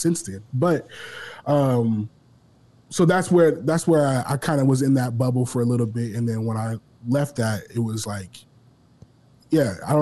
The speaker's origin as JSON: {"language": "English", "town": "Omaha", "region": "Nebraska", "country": "United States", "tie": "born or raised there", "also_born_or_lived": "Detroit, Michigan", "said": "I grew up in Omaha. I was originally born in Detroit, but I grew up here."}